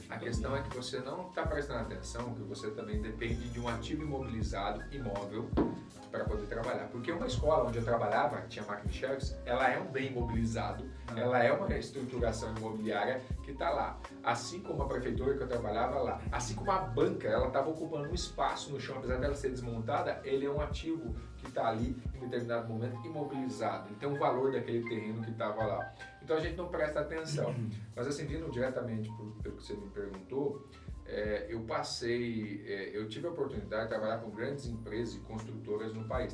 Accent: Aparecida, São Paulo, Brazil; Eu sou natural de Aparecida, São Paulo

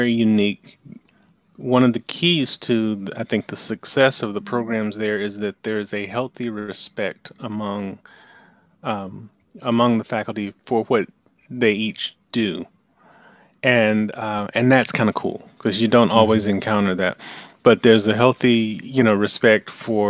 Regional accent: Anniston, Alabama, United States; moved away as an adult; now in Atlanta, United States; I grew up in Anniston, Alabama, which is just a little, about 100 miles from here.

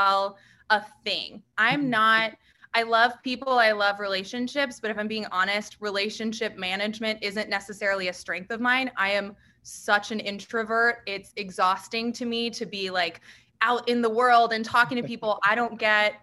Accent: just outside Dallas, Texas, United States; I grew up just right outside of Dallas. I live here

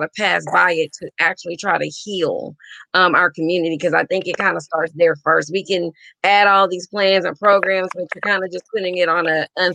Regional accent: Jasper, Texas, United States; moved away; Jasper, Texas, big town.

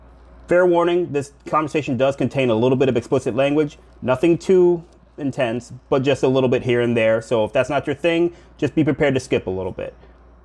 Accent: Ohio, United States; they come from my home state of Ohio

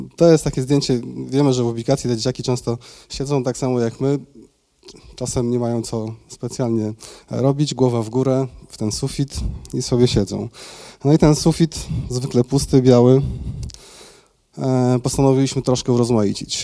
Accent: Tychy, Silesian Voivodeship, Poland; also born or lived in Mikołów; ja założyłem działalność w Tychach. Tam się urodziłem, e, tam mieszkam od urodzenia.

